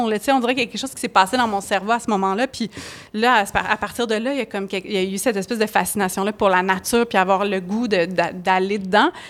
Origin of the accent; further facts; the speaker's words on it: Laurentides, Quebec, Canada; also born or lived in Eastern Townships; je viens des Laurentides aussi.